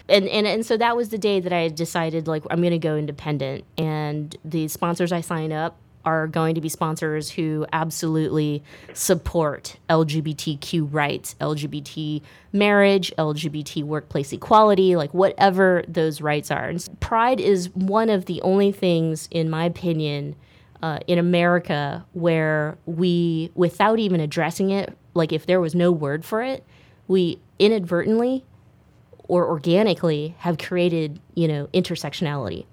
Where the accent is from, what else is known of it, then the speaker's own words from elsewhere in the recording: Stockton, California, United States; now in San Francisco Bay Area, United States; I grew up in a single parent home in Stockton, California